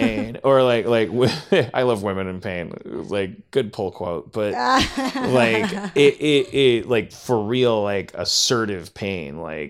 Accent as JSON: {"language": "English", "region": "Midwest", "country": "United States", "tie": "born or raised there", "said": "I grew up in the Midwest, and like I've given up on caring about if my mom's listening or if it gets back to her."}